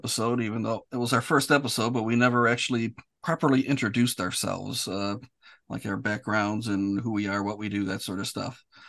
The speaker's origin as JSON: {"language": "English", "town": "Detroit", "region": "Michigan", "country": "United States", "moved": "yes", "lives_now": "Chicago suburbs, United States", "said": "I currently reside in the Chicago suburbs, but I'm originally from Detroit."}